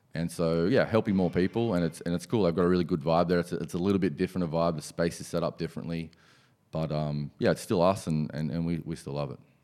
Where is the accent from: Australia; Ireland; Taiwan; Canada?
Australia; Penrith, New South Wales; also born or lived in Hills District, Sydney; I was, um, born and bred in Penrith